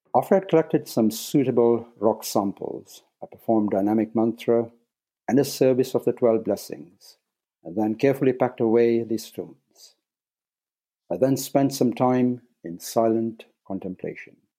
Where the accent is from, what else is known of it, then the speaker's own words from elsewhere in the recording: Nairobi, Kenya; moved away as an adult; I was born in Nairobi, Kenya, and spent the first eighteen years in East Africa